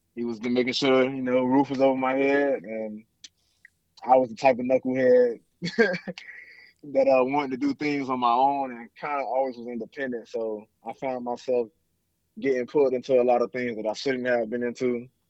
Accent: Miami, Florida, United States; now in Houston, United States; growing up in Miami

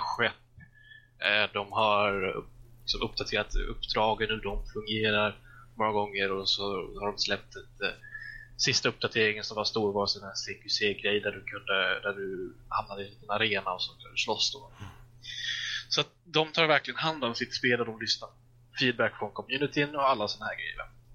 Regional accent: Småland, Sweden; jag är ju smålänning av mig

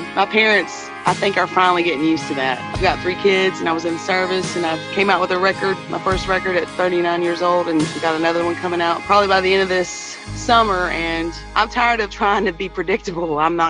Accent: East Texas, United States; we're all from the East Texas areas.

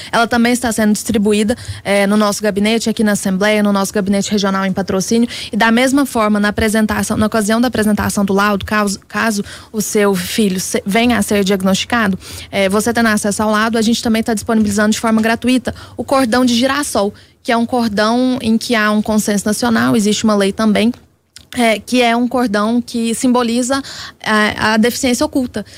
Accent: Minas Gerais, Brazil; para nós que somos mineiros.

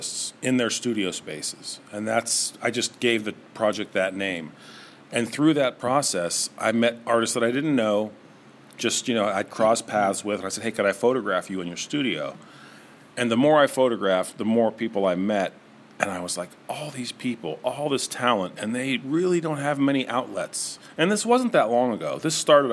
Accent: Niles, Ohio, United States; also born or lived in Rochester; I'm an artist from the area. I grew up in Niles, went to Howland High School, graduated from YSU in the 90s

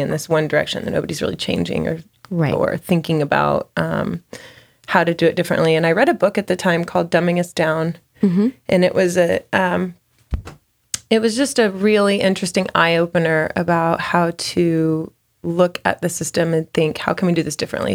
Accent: Fort Worth, Texas, United States; also born or lived in Austin, Texas; I'm from Fort Worth, born and raised

